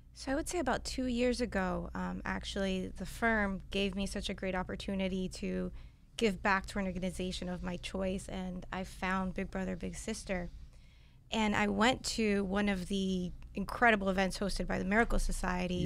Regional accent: Miami, Florida, United States; I grew up in Miami, born and raised

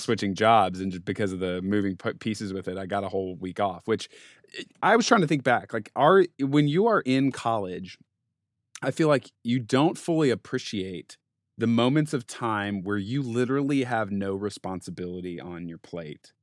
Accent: Denver, Colorado, United States; growing up in Denver, playing sports

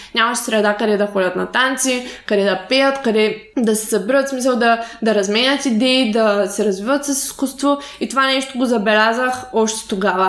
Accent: Shumen Province, Bulgaria; аз съм от Шумен

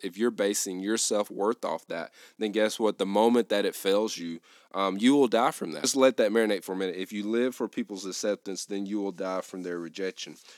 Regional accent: the South, United States; I grew up in the South

